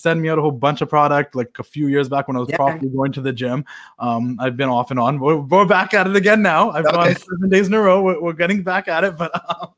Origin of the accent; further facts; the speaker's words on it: Canada; As a Canadian little kid